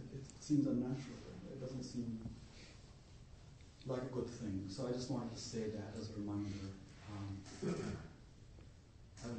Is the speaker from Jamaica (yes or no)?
no; India; now in United States; I'm from India